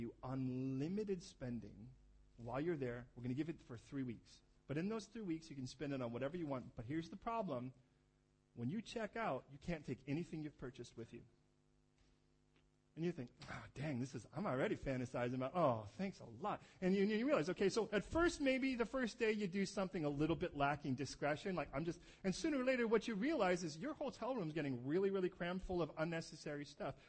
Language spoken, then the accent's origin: English; California, United States; moved away; I'm from California